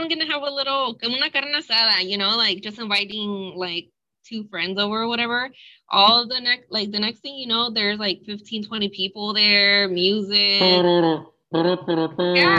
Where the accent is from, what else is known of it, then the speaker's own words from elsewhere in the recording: San Diego, California, United States; I'm from San Diego, and I feel like when we go to the grocery store, people recognize him, and I'm like, what the heck? I've been living here my whole life.